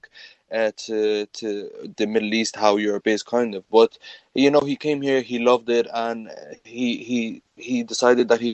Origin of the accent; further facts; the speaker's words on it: Ireland; I was born, raised, grew up my whole life, studied here in Ireland.